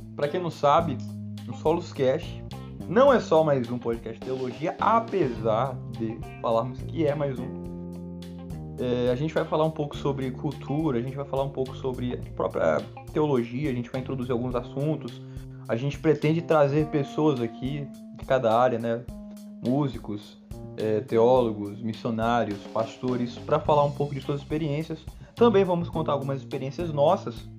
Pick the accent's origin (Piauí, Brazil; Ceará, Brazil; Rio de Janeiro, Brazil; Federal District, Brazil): Piauí, Brazil; Teresina; also born or lived in São Paulo state; now in São Paulo, Brazil; eu sou natural de Teresina, Piauí, mas eu moro no estado de São Paulo.